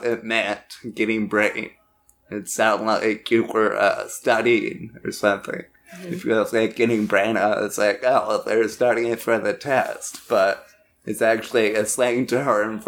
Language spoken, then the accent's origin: English; Yorktown, Virginia, United States; moved away as an adult; I grew up in Yorktown, Virginia